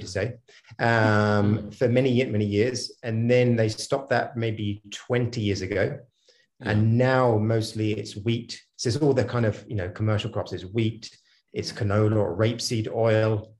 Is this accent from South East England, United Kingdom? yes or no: yes; Hampshire, South East England, United Kingdom; moved away; also born or lived in Mysore; I'm from Hampshire originally